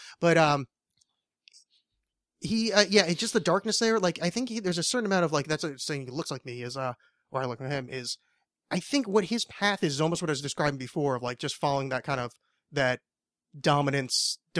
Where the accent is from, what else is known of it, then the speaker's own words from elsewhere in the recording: New Orleans, Louisiana, United States; I'm from New Orleans.